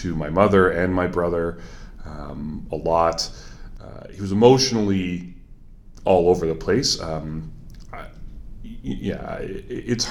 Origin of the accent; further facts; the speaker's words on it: Milton, Ontario, Canada; also born or lived in Waterloo, Ontario / Guelph, Ontario; now in Puslinch, Canada; I grew up in Milton. So I'm relatively local